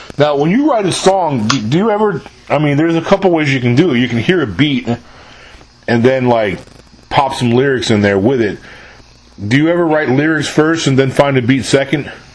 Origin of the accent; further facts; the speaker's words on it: New York, United States; moved away as an adult; also born or lived in San Antonio, Texas / New Braunfels, Texas; I'm born and raised in New York originally